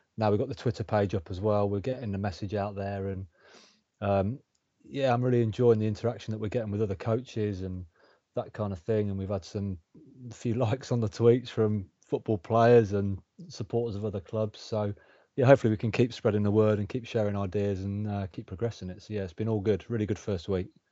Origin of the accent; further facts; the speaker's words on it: Coventry, West Midlands, United Kingdom; Born and, born and bred in Coventry